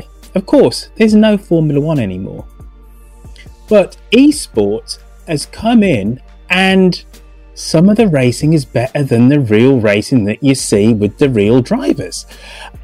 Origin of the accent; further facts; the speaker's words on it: England, United Kingdom; now in London, United Kingdom; I'm English